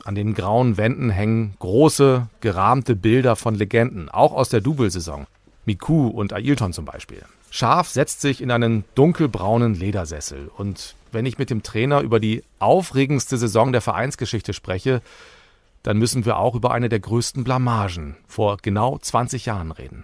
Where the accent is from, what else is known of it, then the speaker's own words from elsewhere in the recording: Bremen, Germany; Ich bin in der Nähe des Weserstadions geboren und groß geworden, also im Viertel